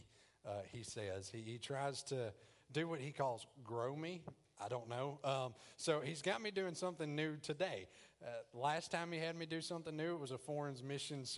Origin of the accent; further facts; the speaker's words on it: the South, United States; accent: country; I'm country. I'm from the South.